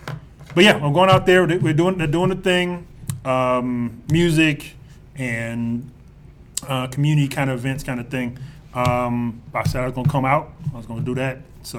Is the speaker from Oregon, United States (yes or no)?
no; Compton, California, United States; moved away; my hometown, in Compton, California.